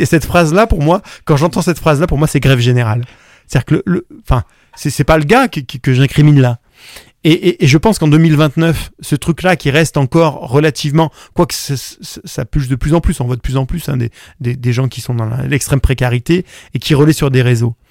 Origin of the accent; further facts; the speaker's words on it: Valence, Auvergne-Rhône-Alpes, France; je suis né à Valence